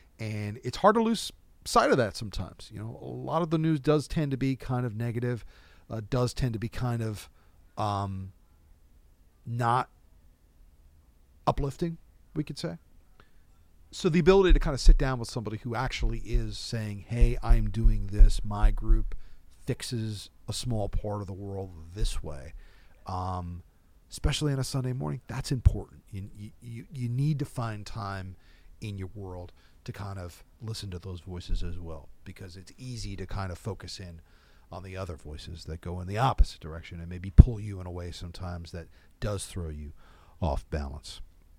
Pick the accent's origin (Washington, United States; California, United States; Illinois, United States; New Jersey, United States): New Jersey, United States; I'm from New Jersey, from Monmouth County, New Jersey, the Jersey Shore, made famous by our state troubadour, …. I actually grew up in the town just south of Freehold